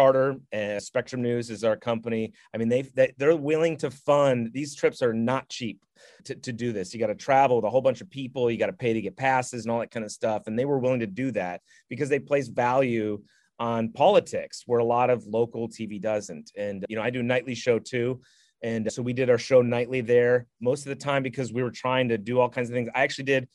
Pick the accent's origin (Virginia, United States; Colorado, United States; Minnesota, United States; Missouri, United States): Minnesota, United States; moved away as an adult; also born or lived in Eureka, California; now in Charlotte, United States; I'm from Minnesota